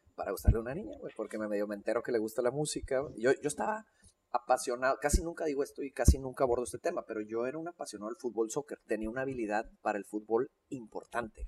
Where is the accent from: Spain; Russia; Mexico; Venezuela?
Mexico; Monterrey, Nuevo León; born or raised there; also born or lived in Mexico City